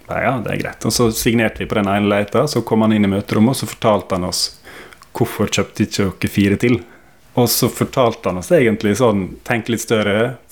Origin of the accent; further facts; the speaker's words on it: Sykkylven, Møre og Romsdal, Norway; Jeg født og oppvokst i Sykkylven rett utenfor Ålesund.